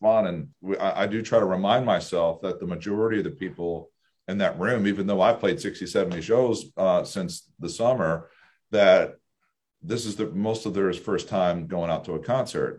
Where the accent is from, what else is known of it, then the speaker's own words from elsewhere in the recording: Anne Arundel County, Maryland, United States; we're from Anne Arundel County, so everyone from, we call SoCo, South County, being from a small rural blue collar town